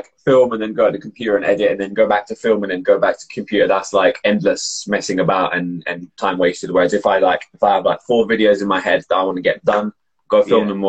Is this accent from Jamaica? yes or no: no; London, United Kingdom; because I'm from London, that's kind of like that's the culture